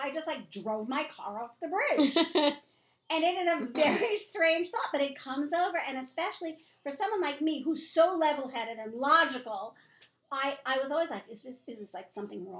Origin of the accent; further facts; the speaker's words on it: New York City, New York, United States; also born or lived in Long Beach, New York; I grew up in Long Beach. I was born and raised in New York City. My parents moved to Long Beach when I was 14 years old